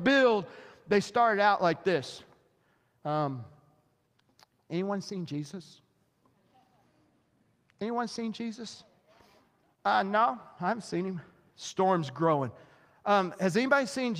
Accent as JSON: {"language": "English", "region": "southwest Missouri", "country": "United States", "tie": "born or raised there", "said": "I grew up in Missouri"}